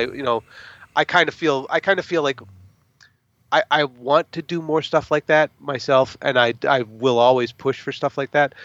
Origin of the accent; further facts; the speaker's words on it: United States; as an American, uh, moviegoer